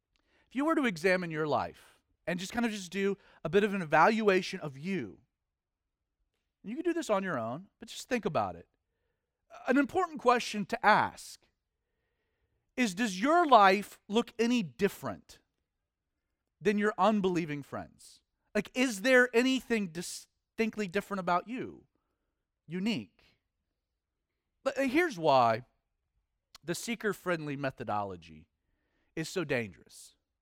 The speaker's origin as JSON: {"language": "English", "region": "the South", "country": "United States", "said": "You know, I'm a Southerner, which makes me a Christian."}